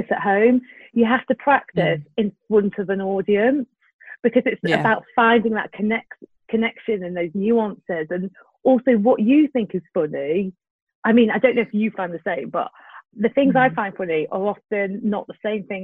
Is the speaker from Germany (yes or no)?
no; Brighton, South East England, United Kingdom; now in London, United Kingdom; I'm from Brighton, and I live more in London now.